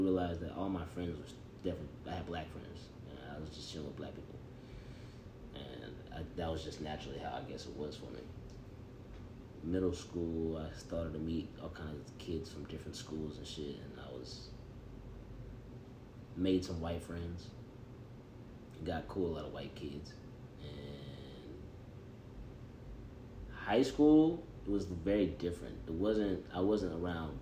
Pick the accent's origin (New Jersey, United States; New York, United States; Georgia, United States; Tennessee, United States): Tennessee, United States; Johnson City; I am from John City.